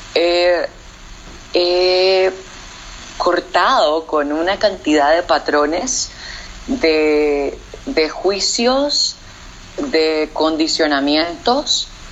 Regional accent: Nicaragua; moved away as an adult; decidí volver a Nicaragua, volver a mi terruño, volver al hogar, eh, donde crecí

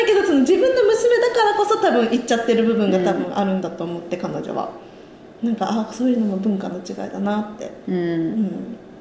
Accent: Japan; now in New York, United States; 親がにあ日本からニューヨークに遊びに来た時

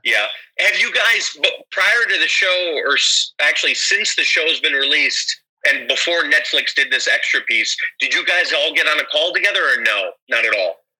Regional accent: Chicago, Illinois, United States; I'm from uh, the U.S. I'm from Chicago

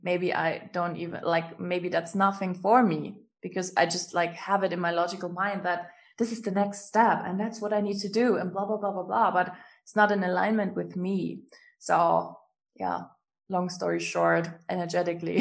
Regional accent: Germany; English is a second language; I'm from Germany

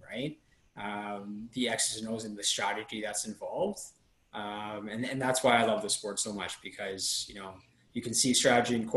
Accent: Toronto, Ontario, Canada; growing up in Toronto, I was a huge hockey fan.

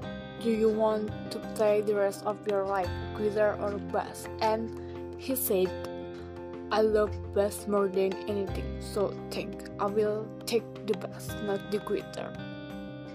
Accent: hometown near Cipanas waterfall, Kamojang crater and Santolo Beach, West Java, Indonesia; born or raised there; English is a second language

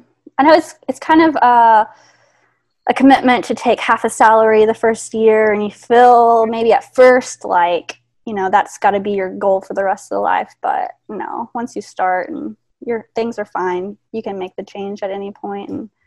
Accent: West Virginia, United States; moved away as an adult; now in Charleston, United States; I am a PA in Charleston, South Carolina. I am originally from West Virginia, where I did undergraduate at Marshall University, and then I moved down here to the Medical University of South Carolina

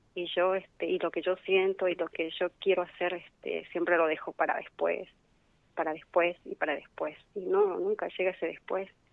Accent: San Salvador de Jujuy, Jujuy, Argentina; soy de San Salvador de Jujuy.

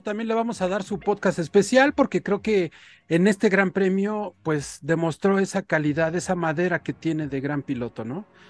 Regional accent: Mexico; nosotros como mexicanos

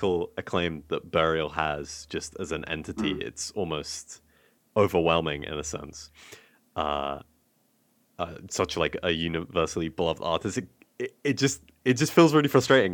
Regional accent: London, United Kingdom; I grew up in South London listening to a lot of the dubstep infused

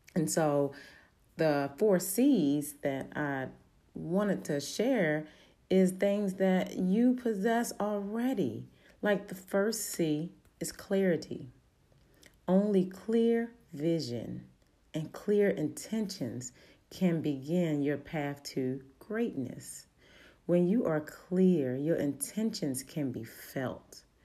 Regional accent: Baltimore, Maryland, United States; accent: Baltimore dialect; I'm from Baltimore. Sometimes that little Baltimore dialect

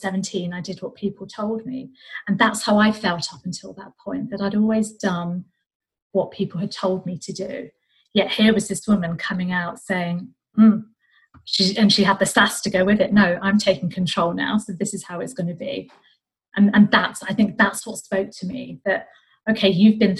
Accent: United Kingdom; I was born and brought up in Great Britain

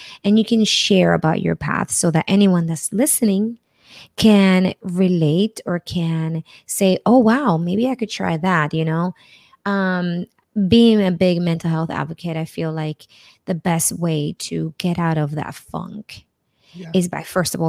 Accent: New Jersey, United States; now in Pittsburgh, United States; So when I moved to Pittsburgh from New Jersey, I felt like the lack of diversity was so big and it would put me in like a really sad place and I wanted to leave.

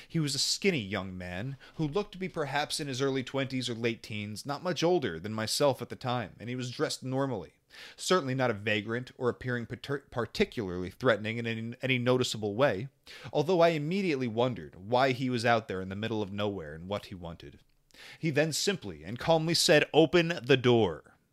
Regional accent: California, United States; I decided to take a road trip from my hometown in California to Denver, Colorado, to visit a friend of mine there.

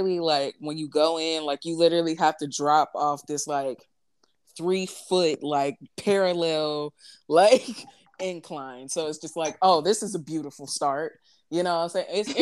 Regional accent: St. Louis, Missouri, United States; I'm from St. Louis

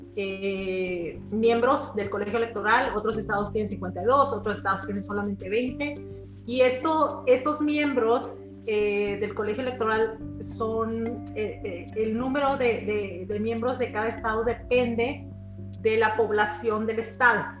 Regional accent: Chihuahua, Mexico; moved away as an adult; also born or lived in El Paso, Texas / Washington area, United States; now in Washington, United States; yo nací en el estado de Chihuahua, soy de Chihuahua capital del norte

